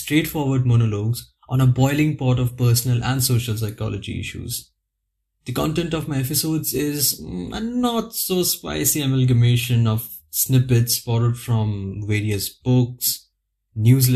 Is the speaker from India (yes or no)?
yes; India; now in Budapest, Hungary; I'm a native of India, as you can judge from my accent already. But currently residing in a city called Budapest